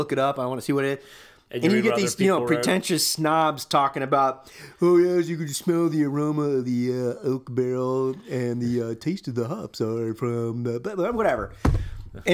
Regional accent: United States; I'm an American.

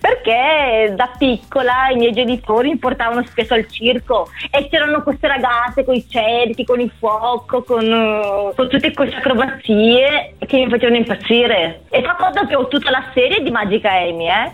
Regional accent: Romania; now in Treviso, Italy; sono rumena, avendo comunque la cittadinanza italiana

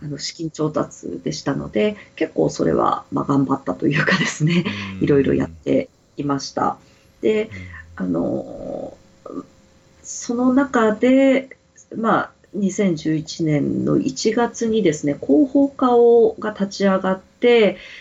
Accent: Aomori, Japan; 私あの出身が青森県なので

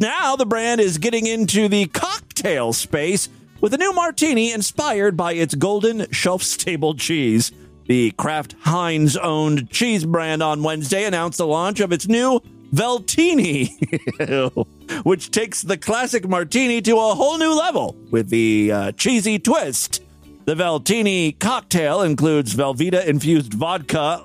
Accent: Ashtabula, Ohio, United States; Ashtabula is my hometown. It's a small town up in northeast uh, uh, Ohio, near Cleveland

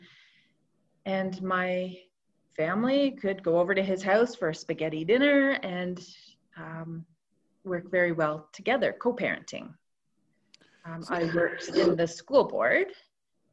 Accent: Toronto, Ontario, Canada; moved away as an adult; also born or lived in Roseneath, Canada; now in Cobourg, Canada; I grew up in Toronto and slowly moved out this way through the years

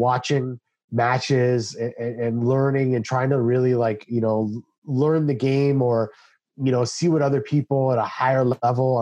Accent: Canada; I'm a Canadian

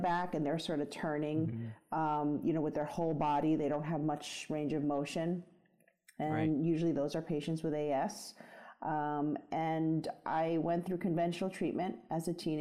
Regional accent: New York City, New York, United States; I grew up in the Bronx and I grew up in a very traditional Chinese household

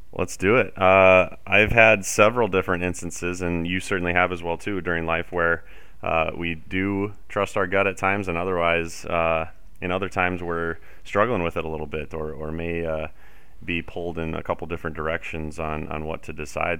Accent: South Dakota, United States; moved away as an adult; also born or lived in Fargo, North Dakota / Denver, Colorado; growing up in South Dakota, spending my entire life here until I, I did eventually move to Fargo for a couple years

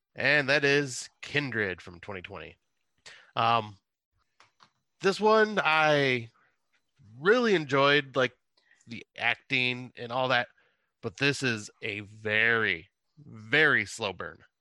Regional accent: West Montrose, Ontario, Canada; the same Montrose I grew up

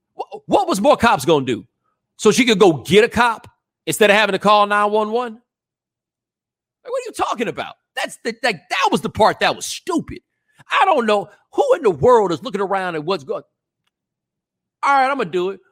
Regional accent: Houston, Texas, United States; I'm from Houston

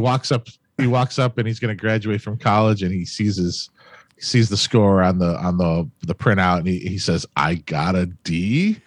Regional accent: Cleveland, Ohio, United States; Born and raised Cleveland, Ohio

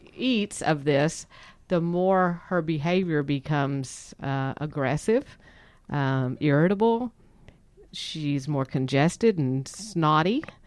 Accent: Texas, United States; we are from Texas

